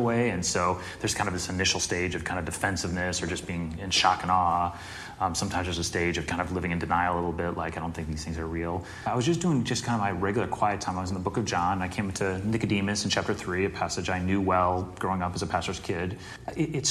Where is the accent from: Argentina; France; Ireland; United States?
United States; Chicago suburbs, Illinois; I'm in the Chicago suburbs